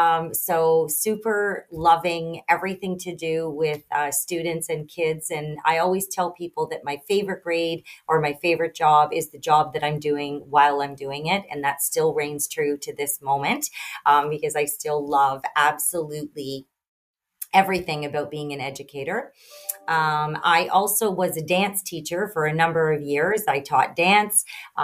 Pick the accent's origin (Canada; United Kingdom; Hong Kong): Canada; Sault Ste. Marie, Ontario; I did a contest, and I won in my local, in my hometown, Sault Ste. Marie, and we had a winter carnival.